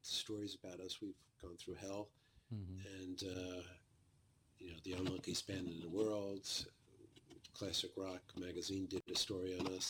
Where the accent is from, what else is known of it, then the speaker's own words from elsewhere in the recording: New York City, New York, United States; we were a bunch of Brooklyn boys